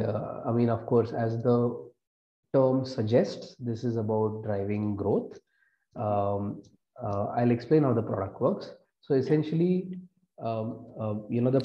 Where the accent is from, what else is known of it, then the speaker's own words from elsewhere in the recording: Mumbai, Maharashtra, India; moved away as an adult; also born or lived in United States; So I am originally from Mumbai, born and brought up.